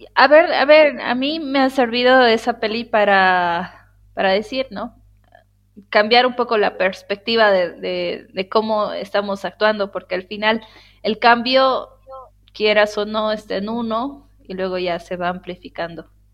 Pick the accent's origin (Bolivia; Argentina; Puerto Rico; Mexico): Bolivia; en Bolivia decimos